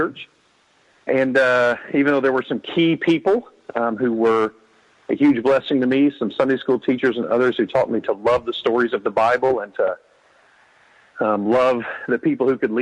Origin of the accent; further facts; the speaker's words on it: Nacogdoches, Texas, United States; I grew up in Nacogdoches, Texas, here in East Texas.